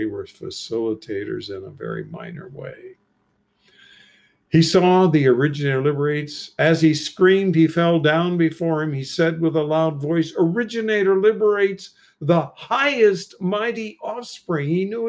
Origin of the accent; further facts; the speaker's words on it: Bricketwood, East of England, United Kingdom; whenever I told people anywhere I travel in Europe I was from Bricketwood, they immediately thought of those nudist camps.